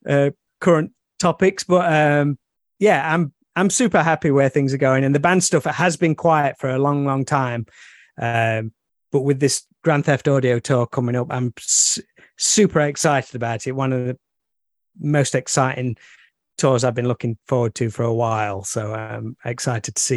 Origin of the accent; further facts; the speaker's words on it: near Alfreton, Derbyshire, East Midlands, United Kingdom; near my hometown